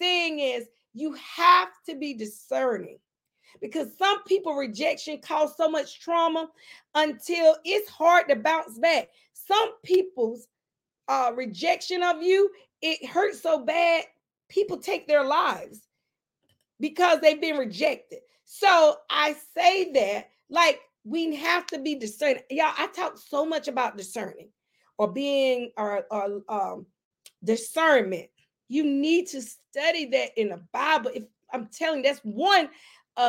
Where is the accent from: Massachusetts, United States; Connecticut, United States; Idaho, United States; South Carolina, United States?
South Carolina, United States; McCormick; in my hometown, McCormick.